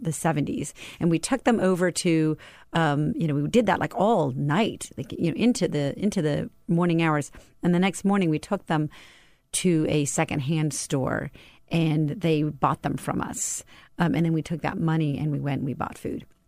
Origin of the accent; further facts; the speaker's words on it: Tucson, Arizona, United States; I grew up in Tucson, Arizona.